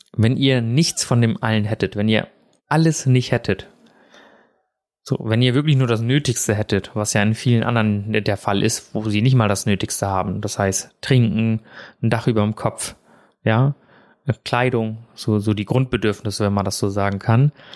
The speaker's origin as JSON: {"language": "German", "country": "Germany", "tie": "born or raised there", "also_born_or_lived": "India", "said": "ich bin ja in Indien geboren"}